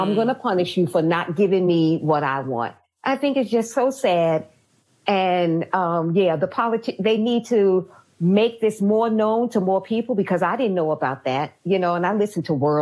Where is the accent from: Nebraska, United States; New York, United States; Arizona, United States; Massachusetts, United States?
New York, United States; New York City; I'm from New York. I'm from Brooklyn.